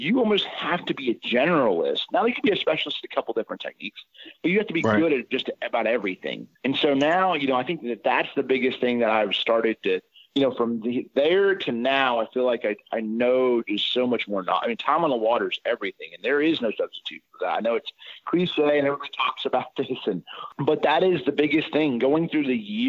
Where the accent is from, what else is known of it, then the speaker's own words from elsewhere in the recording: Indianapolis, Indiana, United States; I grew up in Indianapolis, Indiana